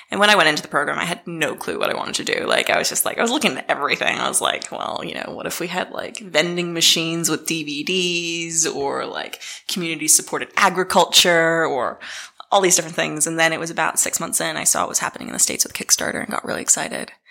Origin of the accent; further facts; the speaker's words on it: Dunedin, Otago, New Zealand; also born or lived in Boston, United States; as you can probably tell from my accent, I come from Dunedin. No one ever believes me when I say that. Um, but I grew up uh, between Boston and Dunedin. Um, my mum was a Kiwi, my dad's American. Uh, I moved to New Zealand um, fully when I was 12